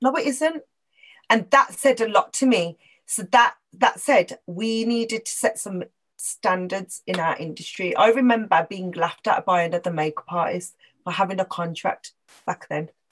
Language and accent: English; Wolverhampton, West Midlands, United Kingdom; also born or lived in Birmingham; as a Punjabi Sikh girl growing up in Wolverhampton